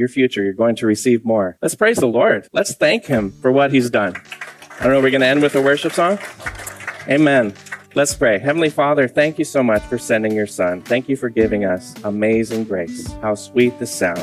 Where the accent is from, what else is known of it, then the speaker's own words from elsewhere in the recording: Santa Cruz, California, United States; I'm from Santa Cruz